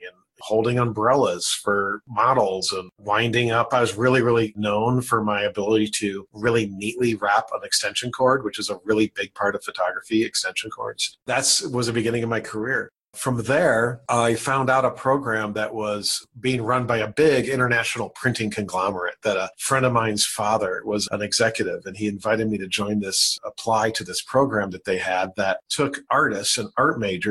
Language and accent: English; Elmhurst, Illinois, United States; moved away as an adult; also born or lived in Carbondale, Illinois; I grew up in Elmhurst, Illinois, in a pretty wealthy suburb